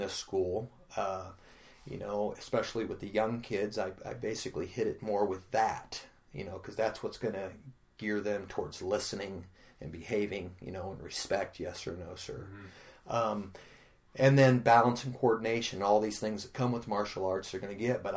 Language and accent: English; Pekin, Illinois, United States; We grew up poor in the South End.